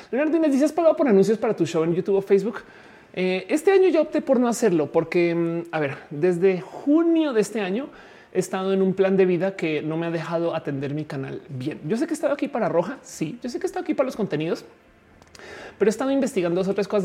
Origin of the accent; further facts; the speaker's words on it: Colombia; also born or lived in Florida; pues soy colombiana, entonces por supuesto conozco Colombia